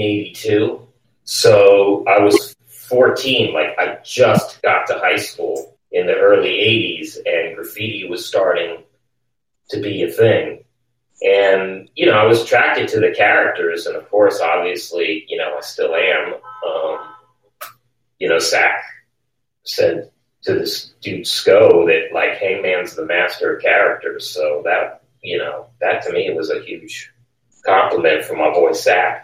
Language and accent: English; New York City, New York, United States; moved away as an adult; also born or lived in New Orleans; my mom lived uptown and my father, I grew up in Greenwich Village on Bleecker Street.